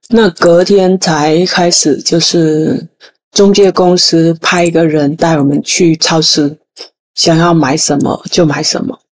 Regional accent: Vietnam; Chinese is a second language; moved away as an adult; now in Tainan, Taiwan; 我来自越南二十一年前，就是在二零零二年，我第一次踏入台湾的这块宝岛。那当时来台湾来工作，就是台湾人所谓的外劳

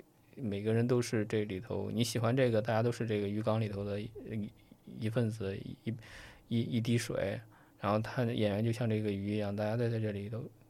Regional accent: China; 还是我们中国人相对来说比较内敛

